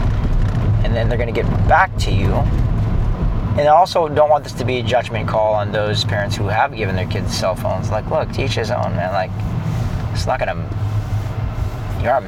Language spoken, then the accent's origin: English; San Clemente, California, United States; we grew up in San Clemente, California.